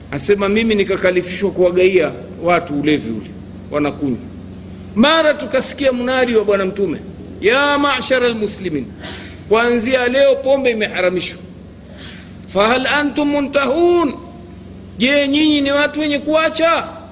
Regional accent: Bonde, Tanga Region, Tanzania; kule kwetu Bonde

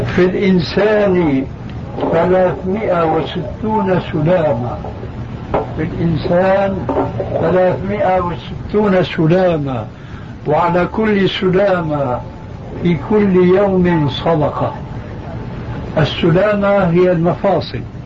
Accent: Syria; عندنا في سوريا

